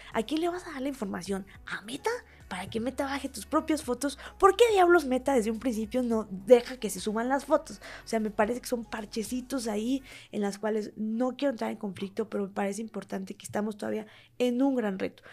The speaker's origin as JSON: {"language": "Spanish", "town": "Huauchinango", "region": "Puebla", "country": "Mexico", "tie": "born or raised there", "said": "yo soy originaria de Huachinango, Puebla"}